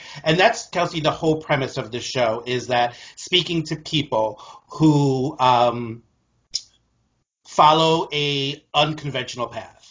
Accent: New Jersey, United States; I grew up in New Jersey

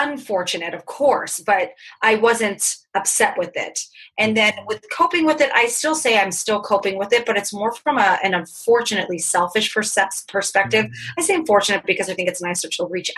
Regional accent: California, United States; I grew up in California.

